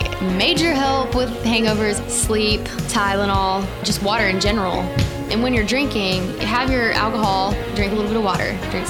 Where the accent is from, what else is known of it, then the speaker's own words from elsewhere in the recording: Texas, United States; Redneck. So yeah, I'm from Texas.